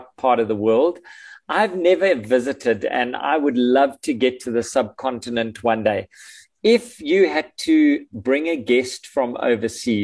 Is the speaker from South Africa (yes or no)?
yes; South Africa; as a South African living in South Africa with no plans on going anywhere